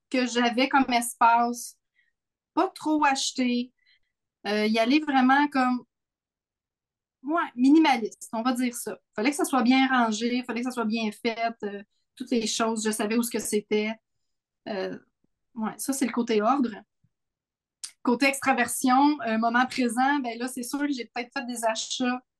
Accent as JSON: {"language": "French", "town": "Sainte-Agathe-des-Monts", "region": "Quebec", "country": "Canada", "tie": "born or raised there"}